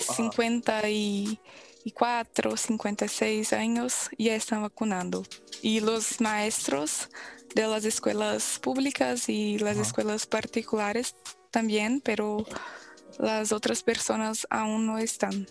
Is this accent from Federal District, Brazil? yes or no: no; Belo Horizonte, Minas Gerais, Brazil; Spanish is a second language; Soy de Brasil y hablo de Belo Horizonte, Minas Gerais